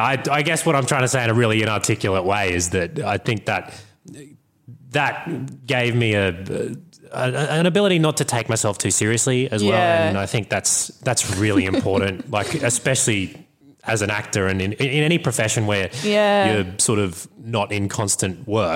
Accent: Bundaberg, Queensland, Australia; now in Brisbane, Australia; I grew up in Bundaberg

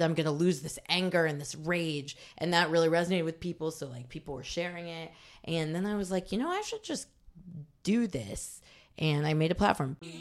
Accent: Bloomington, Indiana, United States; moved away as an adult; also born or lived in Los Angeles; now in New York, United States; I grew up in Bloomington, Indiana, which is a college town.

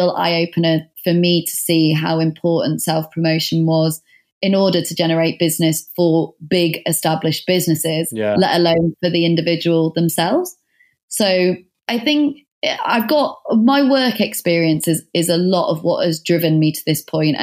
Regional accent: the North, the north of England, United Kingdom; moved away as an adult; now in London, United Kingdom; I'm from the North

